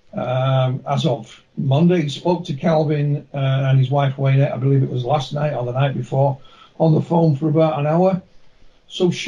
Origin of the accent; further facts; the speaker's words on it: Yorkshire and the Humber, United Kingdom; I'm from West Yorkshire